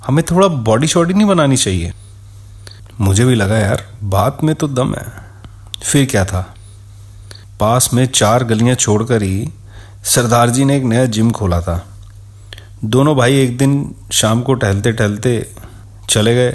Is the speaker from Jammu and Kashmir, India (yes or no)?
no; Delhi, India; दिल्ली के पहाड़गंज की तंग गलियों में ऑलमोस्ट एक साथ ही हम पले बड़े थे